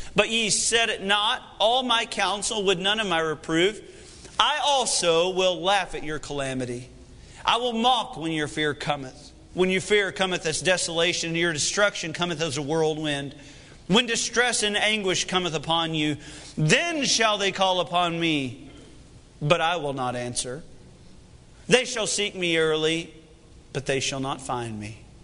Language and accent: English; United States; I am discouraged as an American